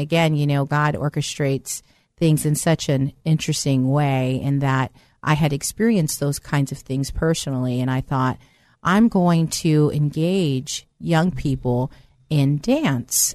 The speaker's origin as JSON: {"language": "English", "area": "Bay Area", "region": "California", "country": "United States", "tie": "born or raised there", "also_born_or_lived": "East Coast", "said": "I actually originally was born in the East Coast, but grew up in the Bay Area"}